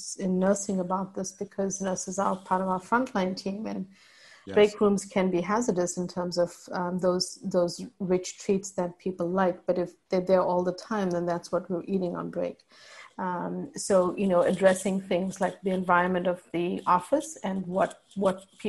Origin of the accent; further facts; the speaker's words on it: South Africa; moved away; So I'm part Indian, but raised in South Africa